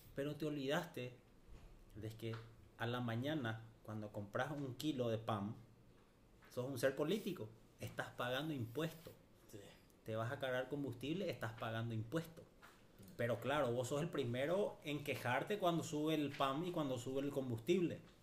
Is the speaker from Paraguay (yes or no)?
yes; Paraguay; nuestra ciudad, para nuestro Paraguay